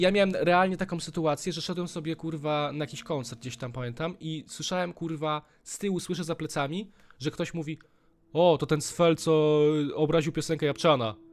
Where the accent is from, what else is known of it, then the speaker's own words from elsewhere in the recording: Warsaw, Masovian Voivodeship, Poland; jesteśmy z Warszawki